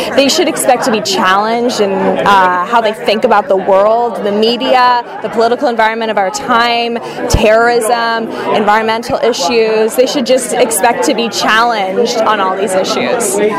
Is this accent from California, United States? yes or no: yes; Los Angeles, California, United States; also born or lived in Minnesota; I grew up in Los Angeles